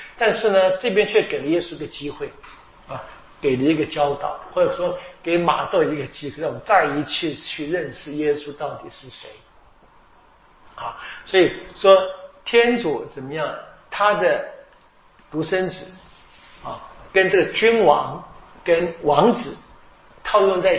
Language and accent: Chinese; China; 我们中国人说的“事缓则圆”啊